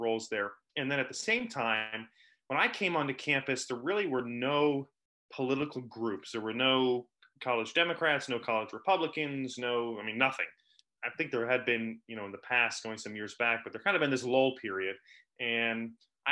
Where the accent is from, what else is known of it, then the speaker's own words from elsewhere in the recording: Clinton, New Jersey, United States; my hometown here of Clinton, New Jersey